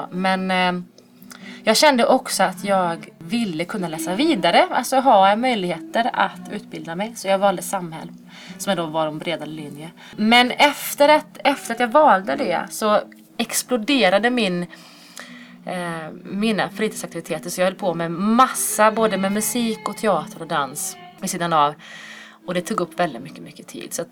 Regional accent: Dalsjöfors, Västra Götaland, Sweden; now in Borås, Sweden; och jag är född och uppvuxen i Dalsjöfors som ligger lite utanför Borås. Eh, men bor eh, sedermera här i den här lilla textilstaden

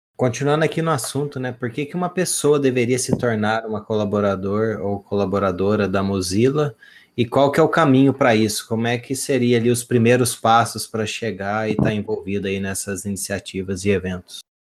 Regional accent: southern Minas Gerais, Brazil; Eu sou aqui do sul de Minas

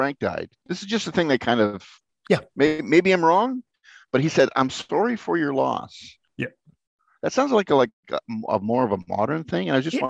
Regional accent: Lower Sackville, Nova Scotia, Canada; also born or lived in Halifax; I was born in Halifax and I was raised in Lower Sackville.

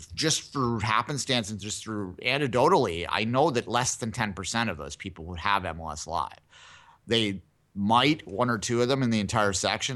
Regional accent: Canada; I as a Canadian

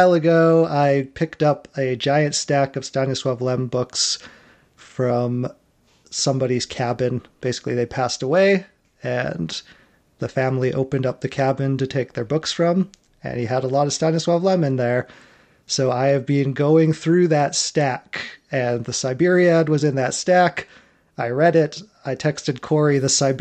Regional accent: Poland; moved away; I'm Polish. I was born in Poland.

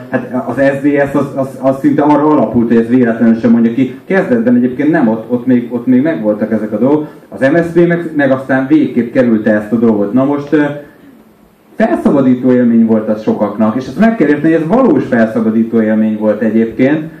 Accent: Hungary; Mind a ketten magyarok vagyunk, itt élünk ebbe az országba

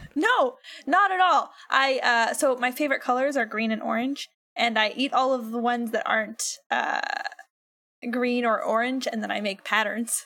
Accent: United States; being an American

